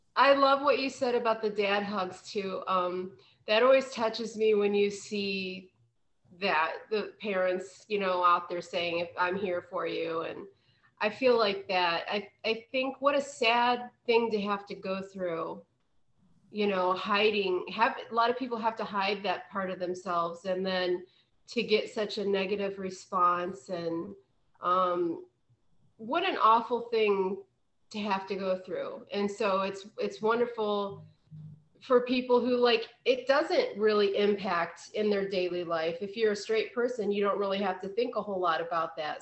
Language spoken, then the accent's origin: English; Kent, Ohio, United States; not that far from Pittsburgh. I grew up um, in around. You probably would know the Kent area.